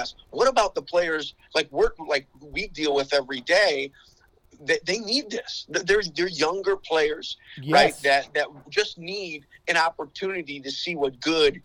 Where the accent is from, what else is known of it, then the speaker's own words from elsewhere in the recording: Chicago, Illinois, United States; I grew up in the Chicagoland area, played multiple sports through high school